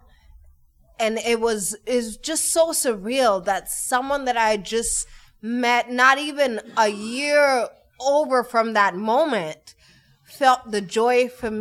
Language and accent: English; Kenya; moved away; I am originally from Kenya. I have no family here apart from my husband's family.